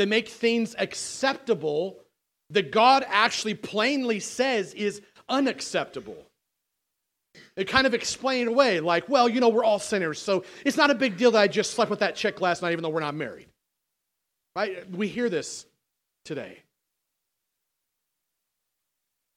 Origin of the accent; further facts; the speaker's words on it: United States; I'm American as you are.